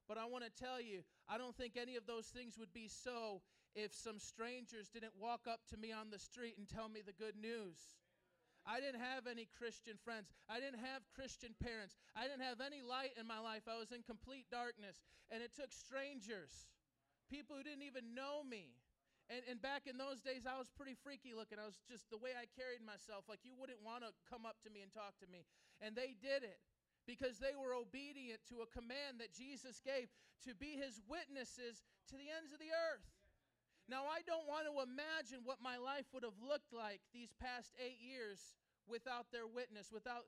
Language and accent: English; Chicago, Illinois, United States; I grew up in this neighborhood, right down Long, about three blocks. I grew up on Oakdale Avenue, three blocks away